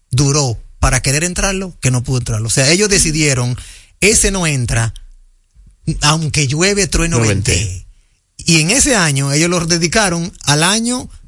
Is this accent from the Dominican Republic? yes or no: yes; Dominican Republic; nosotros somos dominicanos.